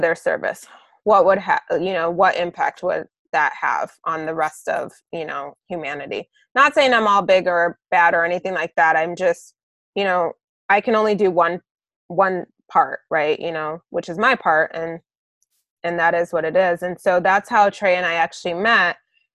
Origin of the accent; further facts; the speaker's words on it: Las Vegas, Nevada, United States; my interactions with police in my hometown